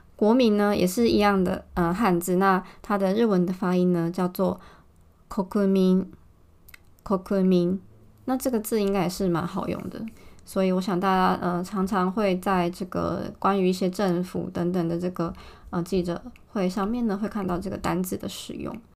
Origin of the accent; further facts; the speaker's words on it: Taiwan; also born or lived in Tokyo, Japan; now in Japan; 我觉得对我们台湾人的印象来说呢